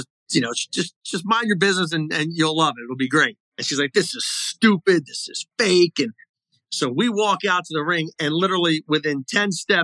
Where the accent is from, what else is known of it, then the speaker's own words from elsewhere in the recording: Baltimore, Maryland, United States; I'm from Baltimore